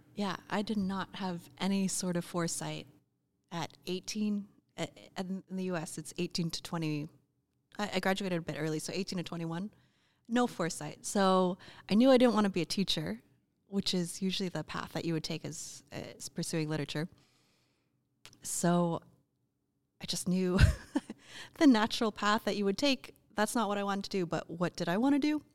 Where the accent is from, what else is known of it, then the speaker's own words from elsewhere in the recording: United States; also born or lived in Oregon / Chicago / Austin, Texas / Australia; we're both American